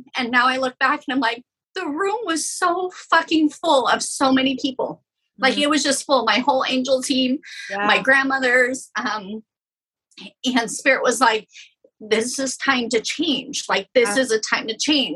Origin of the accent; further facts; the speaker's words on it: Idaho, United States; I was born and raised in Idaho. I'm a small town girl.